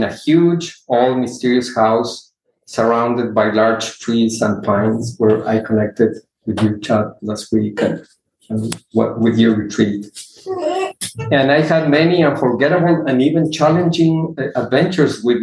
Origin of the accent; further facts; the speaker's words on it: Ecuador; now in Houston, United States; I come from a large family. I am from Ecuador.